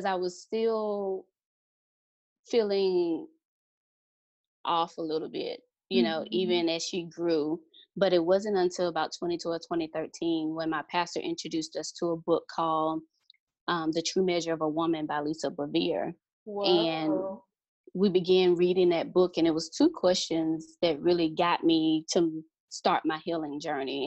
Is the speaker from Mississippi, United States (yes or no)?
yes; Mississippi, United States; moved away; we're originally from Mississippi